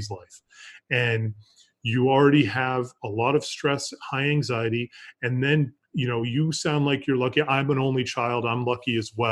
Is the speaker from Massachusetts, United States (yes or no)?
yes; Massachusetts, United States; moved away as an adult; also born or lived in Colorado / Florida; I grew up in Massachusetts